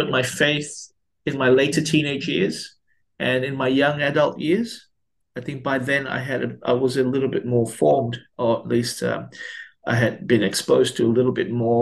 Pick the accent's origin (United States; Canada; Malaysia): Malaysia; now in Melbourne, Australia; I grew up in Malaysia, and I didn't grow up in Australia